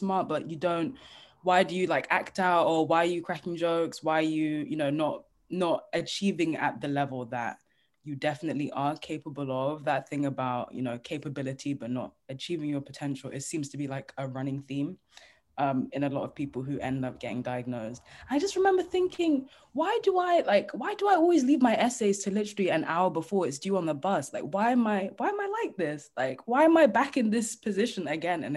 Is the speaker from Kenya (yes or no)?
no; Nigeria; I'm Nigerian